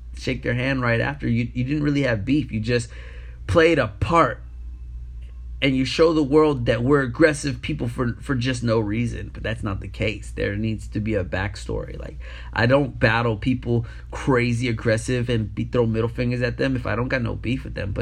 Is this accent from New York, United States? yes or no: yes; New York City, New York, United States; moved away; Being born and raised in New York City, coming up and breaking in New York, and then moving and traveling the world